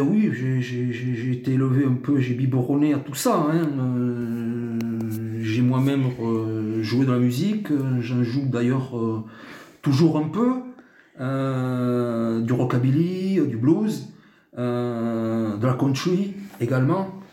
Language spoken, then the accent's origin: French; Tarbes, Occitania, France; moved away; je suis né à Tarbes, effectivement. Euh, j'ai pas mal bourlingué, puis euh, j'ai rejoint, donc ça va faire une vingtaine d'années maintenant, ma cité natale au pied des Pyrénées